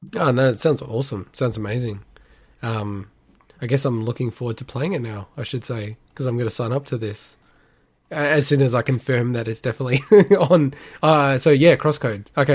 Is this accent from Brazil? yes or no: no; Australia; we are from Australia